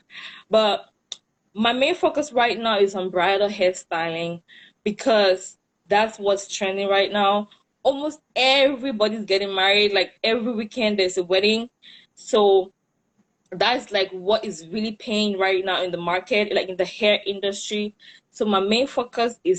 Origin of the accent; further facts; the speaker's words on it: Cameroon; moved away as an adult; now in United States; I'm from Cameroon.